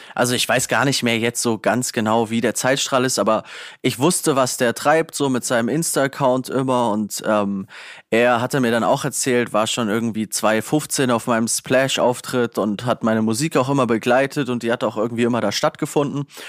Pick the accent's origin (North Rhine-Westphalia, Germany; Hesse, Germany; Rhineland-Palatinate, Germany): Hesse, Germany; Northern; bei uns in Nordhessen